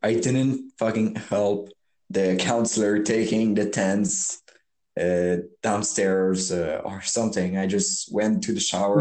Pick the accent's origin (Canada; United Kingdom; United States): Canada; Quebec; I'm from Quebec